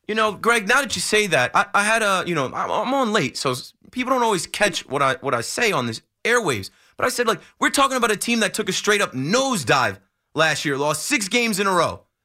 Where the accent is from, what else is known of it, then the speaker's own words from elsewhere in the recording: New Jersey, United States; I'm from New Jersey